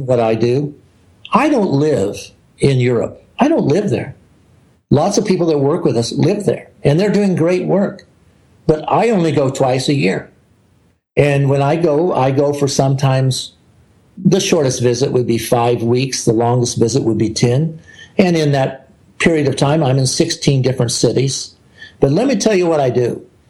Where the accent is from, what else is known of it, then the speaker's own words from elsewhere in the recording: the South, United States; I'm an American. I grew up in the South.